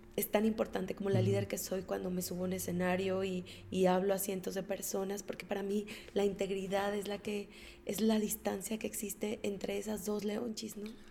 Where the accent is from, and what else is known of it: Mexico